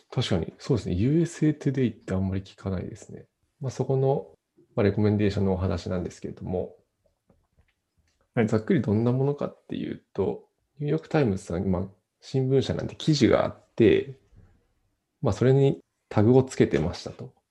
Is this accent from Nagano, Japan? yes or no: yes; Nagano, Japan; 長野なんで、雪はそこそこ降るんで